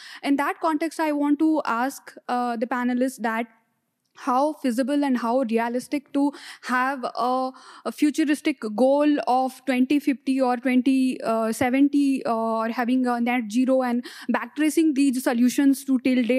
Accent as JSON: {"language": "English", "country": "India", "said": "I'm from India."}